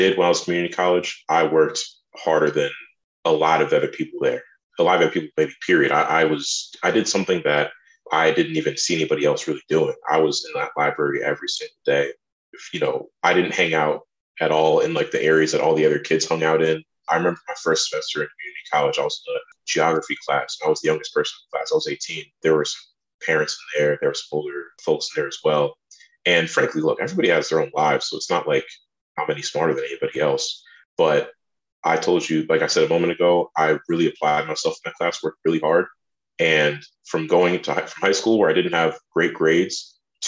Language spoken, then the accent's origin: English; New Jersey, United States; also born or lived in France; I'm from New Jersey, and my mother, she is a French teacher, public school teacher in New Jersey